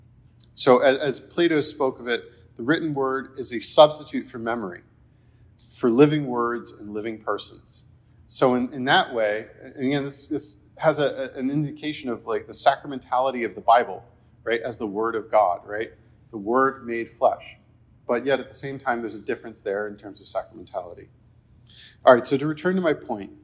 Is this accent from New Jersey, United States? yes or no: yes; New Jersey, United States; I'm from New Jersey